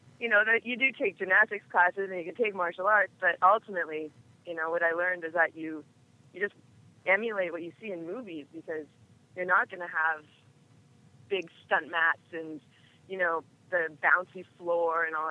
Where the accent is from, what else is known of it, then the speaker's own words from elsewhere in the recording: Edmonton, Alberta, Canada; moved away; also born or lived in Toronto; I grew up in Edmonton, Alberta, in Canada